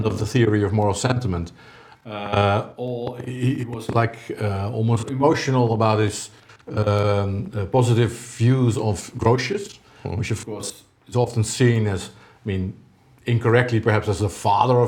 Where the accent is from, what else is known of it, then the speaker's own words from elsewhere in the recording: Netherlands; I'm Dutch or from Dutch experience